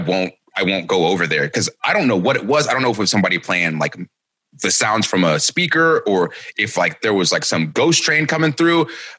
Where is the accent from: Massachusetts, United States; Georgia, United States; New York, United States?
Georgia, United States; Marietta; I grew up in Marietta, Georgia. And so not too far from like Kennesaw Mountain.